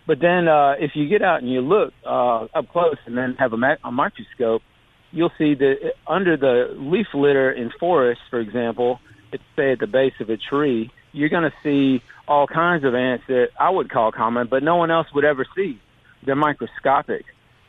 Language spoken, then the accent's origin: English; Maine, United States; now in Mississippi, United States; My dad was actually an entomologist. He studied wasps, and that's why we moved to Mississippi. We came from Maine, and he got his PhD here at the university.